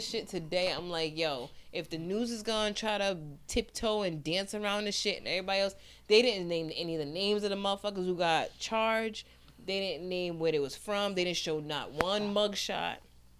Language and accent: English; Rhode Island, United States; we're from Rhode Island, where we remember Cornell Young getting killed.